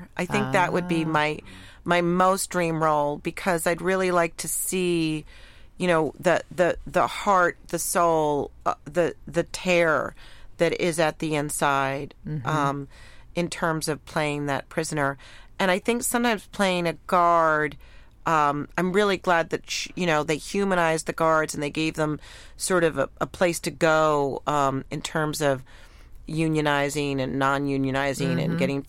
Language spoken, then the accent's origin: English; New York City, New York, United States; I love being a New Yorker.